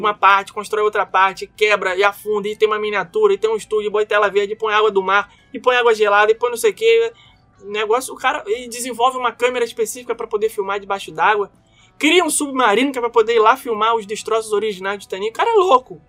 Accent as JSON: {"language": "Portuguese", "country": "Brazil", "accent": "Brazilian", "moved": "yes", "lives_now": "United States", "said": "eu sou brasileiro e eu falo português"}